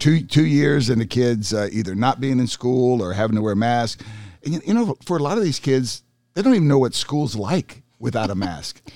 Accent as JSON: {"language": "English", "region": "North Carolina", "country": "United States", "tie": "born or raised there", "said": "I grew up in North Carolina"}